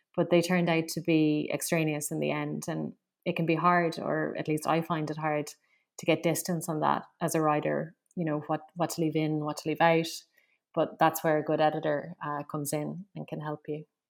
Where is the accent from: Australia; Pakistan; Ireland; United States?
Ireland; Limerick, Munster; I'm from Limerick